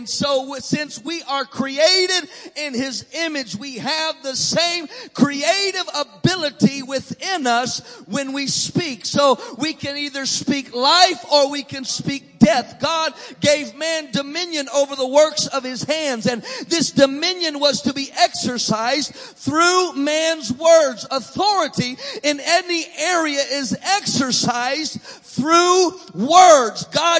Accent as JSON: {"language": "English", "region": "Illinois", "country": "United States", "tie": "born or raised there", "also_born_or_lived": "Maryland", "accent": "southern", "said": "I was born in Illinois. I lived here a few years in Maryland. But my family, my mother is from Mississippi. My dad grew up in Alabama. And so they tell me that I speak with a southern accent."}